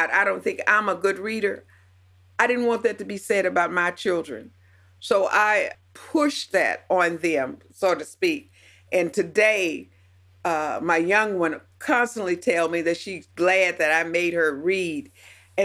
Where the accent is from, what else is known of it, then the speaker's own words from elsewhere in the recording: the South, United States; Now I'm 70 years old and I grew up in the South, and part of the poor South